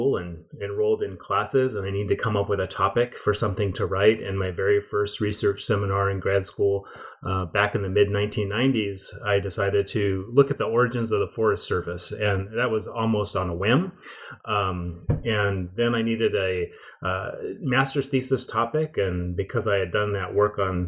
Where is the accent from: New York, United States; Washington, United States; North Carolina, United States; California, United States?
Washington, United States; Pacific Northwest, about 40 miles north of Seattle; I grew up in the Pacific Northwest, about 40 miles north of Seattle